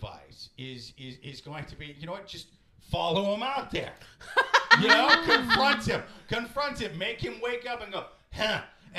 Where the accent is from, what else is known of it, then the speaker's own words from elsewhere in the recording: Iowa City, Iowa, United States; Iowa City, Iowa, my hometown.